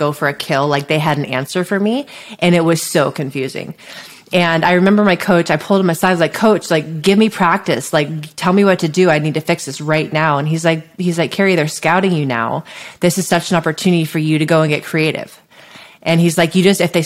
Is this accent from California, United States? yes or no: yes; Santa Cruz, California, United States; I grew up near Santa Cruz, which is a beach town in Northern California